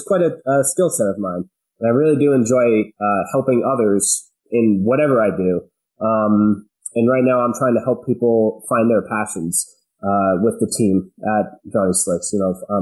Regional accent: central New Jersey, United States; I was born in New Jersey, central New Jersey. We had a farm, and I was raised there

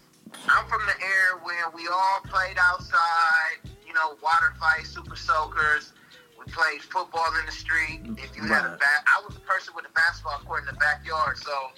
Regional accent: Los Angeles, California, United States; Yeah, born and raised.

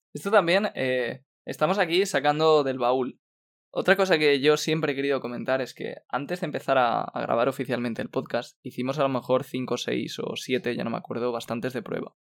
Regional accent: Spain; somos cinco españoles

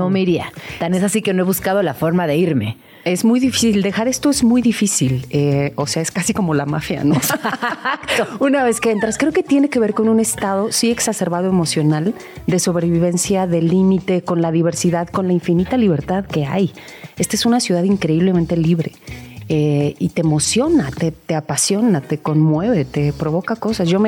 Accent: Nezahualcóyotl, State of Mexico, Mexico; now in Mexico City, Mexico; yo nací en Ciudad Pero bueno. Estado de México.

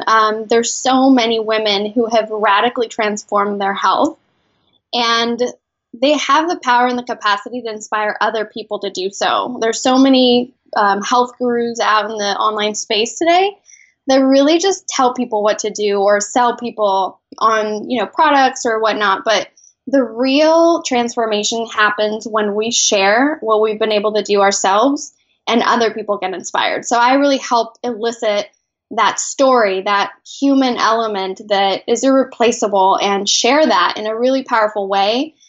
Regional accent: Mexico City, Mexico; now in San Diego, United States; Actually, originally from Mexico. I'm an immigrant from Mexico City. I now live in San Diego.

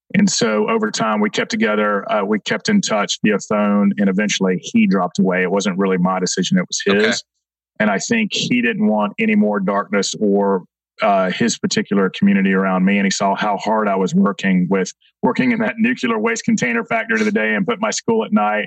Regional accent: Atlanta, Georgia, United States; I'll start as a young man in South Atlanta. I grew up in Clayton County

